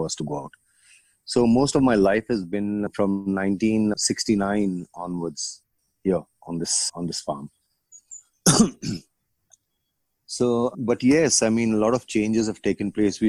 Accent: Bangalore, Karnataka, India; also born or lived in Bombay, India; I grew up in Yelahanka. Yelahanka was on village

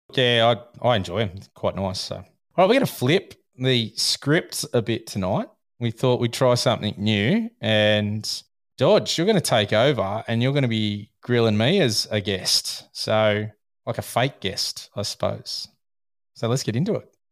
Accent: Australia; I'm Australian.

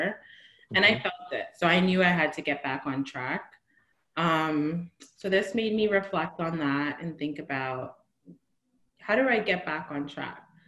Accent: New Jersey, United States; moved away as an adult; now in Marina del Rey, United States; I am from New Jersey. I grew up in New Jersey.

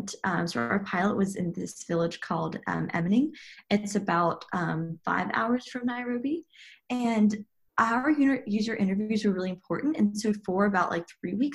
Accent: Chattanooga, Tennessee, United States; also born or lived in Princeton, New Jersey; was born and raised in Chattanooga, Tennessee

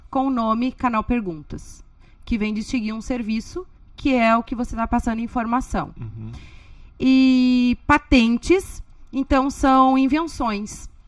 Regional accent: Porto Alegre, Rio Grande do Sul, Brazil; Eu era vizinha do Thomas. Lá de Porto

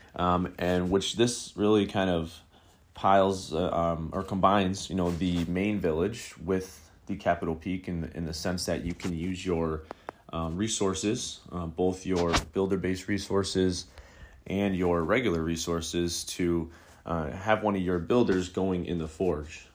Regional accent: Buffalo, New York, United States; my hometown of, of Buffalo, New York

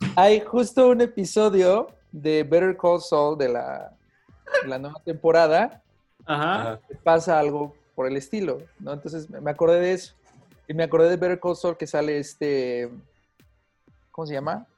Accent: Mexico; Soy actor mexicano

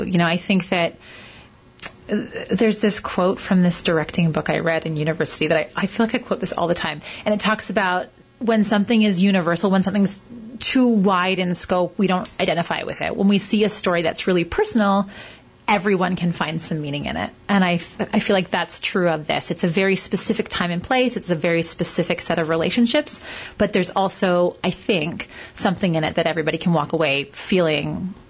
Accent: Hamilton, Ontario, Canada; moved away; I'm from Hamilton, but then I left for a long time and came back.

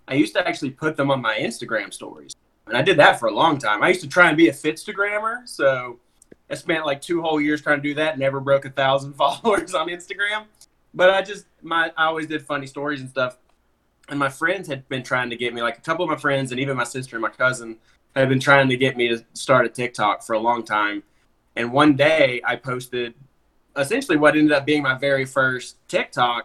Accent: Alabama, United States; I grew up in Alabama

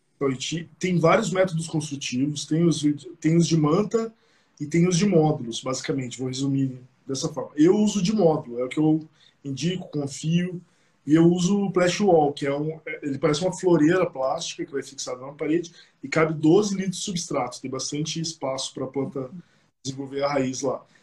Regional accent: Curitiba, Paraná, Brazil; E nós quatro somos de Curitiba.

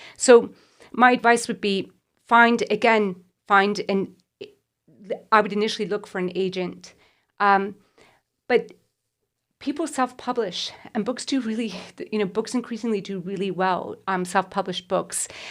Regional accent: United States; moved away; I grew up in America

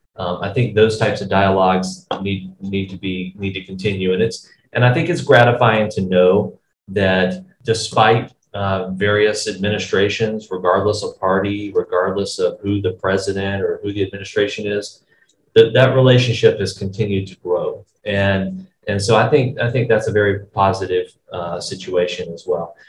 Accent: United States; as an American

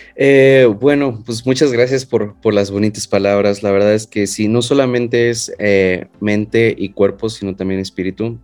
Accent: Mexico; Soy el primer mexicano que actúa en una de sus series.

